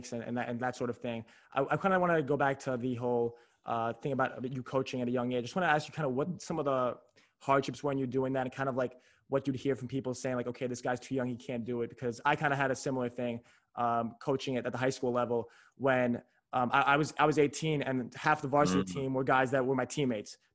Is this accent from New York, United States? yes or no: yes; New York City, New York, United States; I'm from New York City